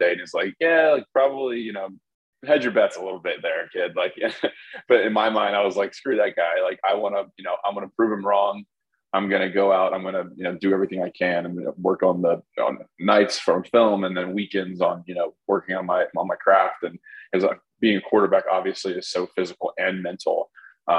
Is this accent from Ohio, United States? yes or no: no; Baton Rouge, Louisiana, United States; moved away as an adult; also born or lived in Chicago; Born in Baton Rouge, Louisiana